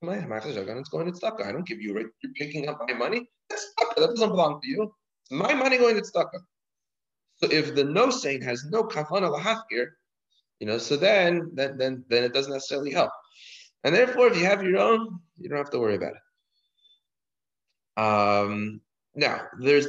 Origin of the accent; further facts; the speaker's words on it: Canada; now in United States; I'm from Canada.